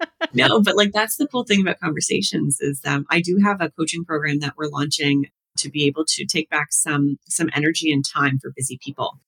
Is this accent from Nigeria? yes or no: no; the Maritimes, Canada; moved away; I come from the Maritimes